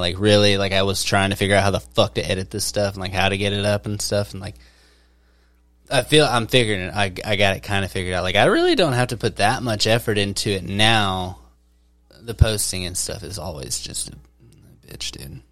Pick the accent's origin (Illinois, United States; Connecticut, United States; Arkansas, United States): Arkansas, United States; Mena; growing up, I remember growing up in Mena